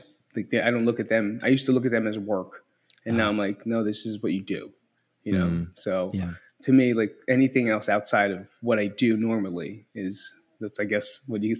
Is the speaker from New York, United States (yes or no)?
no; Belleville, New Jersey, United States; now in Las Vegas, United States; Right now I'm from Las Vegas, Nevada, but originally from Belleville, New Jersey.